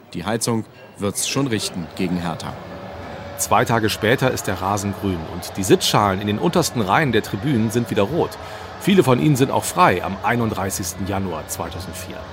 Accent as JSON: {"language": "German", "region": "Bremen", "country": "Germany", "said": "Ich bin selber Bremer, damals 20 Jahre alt"}